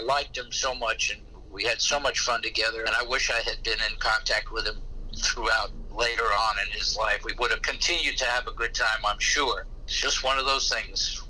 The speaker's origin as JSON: {"language": "English", "region": "New York", "country": "United States", "said": "I'm a New Yorker"}